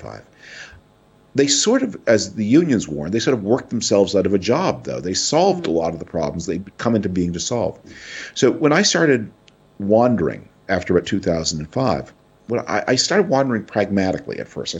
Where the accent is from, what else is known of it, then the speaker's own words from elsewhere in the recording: Canada; now in United States; I was born a Canadian citizen. I still spend a lot of time in Canada.